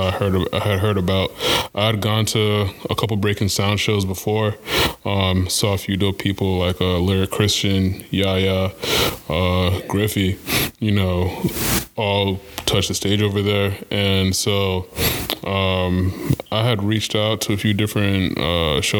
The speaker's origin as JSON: {"language": "English", "country": "Kenya", "moved": "yes", "said": "I am Kenyan"}